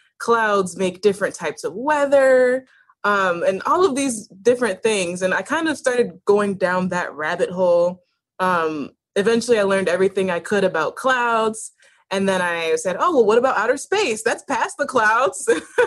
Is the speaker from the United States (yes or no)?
yes; Buffalo, New York, United States; So I came back to Buffalo in time for high school, and I wanted to just stay, right?